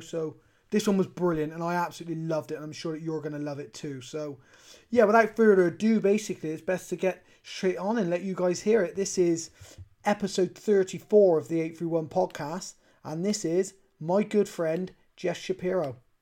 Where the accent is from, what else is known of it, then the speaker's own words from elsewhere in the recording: Bristol, South West England, United Kingdom; I'm from a place called Bristol in the UK